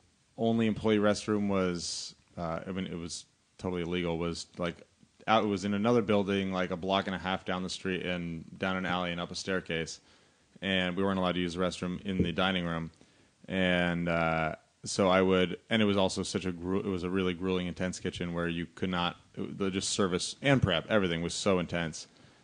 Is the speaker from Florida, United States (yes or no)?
no; Los Angeles, California, United States; Born and raised in L.A.